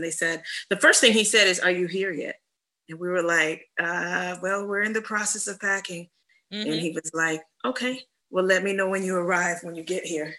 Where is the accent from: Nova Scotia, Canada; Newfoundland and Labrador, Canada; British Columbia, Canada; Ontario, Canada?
Ontario, Canada; Toronto; also born or lived in Atlanta, United States / New York, United States; now in Houston, United States; I'm from the North, I'm from Canada.